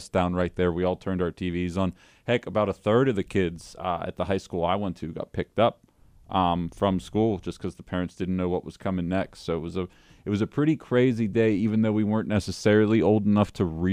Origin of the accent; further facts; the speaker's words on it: Pittsburgh, Pennsylvania, United States; moved away as an adult; now in Appleton, United States; growing up in Pittsburgh